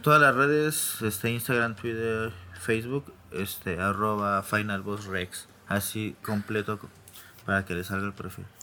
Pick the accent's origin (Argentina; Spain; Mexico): Mexico; Mexico City; nací en la Ciudad de México, siempre he vivido aquí en la Ciudad de México